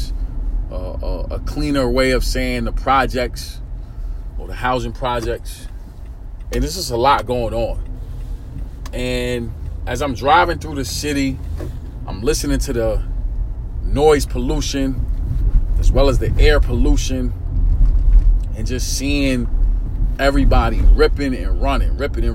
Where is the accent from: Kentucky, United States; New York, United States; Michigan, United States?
New York, United States; New York City; I'm from New York City, born and raised in Brooklyn, New York, East New York, section of Brooklyn, Pink Houses to be exact